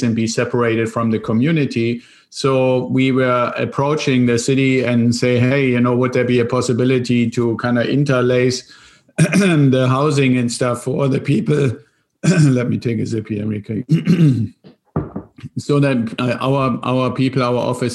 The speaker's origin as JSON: {"language": "English", "country": "Germany", "moved": "as an adult", "said": "there's still some of the accent as your audience and you can hear, I'm originally from Germany and came over here in an exchange program with the Air Force"}